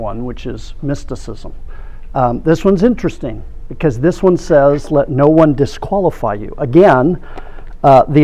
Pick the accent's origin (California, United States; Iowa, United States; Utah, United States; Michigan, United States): California, United States; Orange County; I grew up in Orange County in the 70s